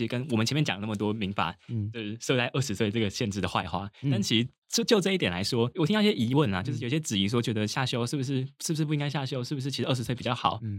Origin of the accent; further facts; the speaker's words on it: Taipei, Taiwan; 我自己是个人是比较幸运，因为我老家在台北，所以我其实还是住家里。